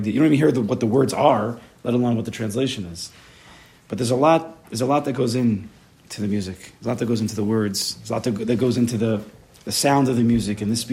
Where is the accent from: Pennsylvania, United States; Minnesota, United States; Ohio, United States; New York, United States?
New York, United States; West Hempstead; I grew up in West Hempstead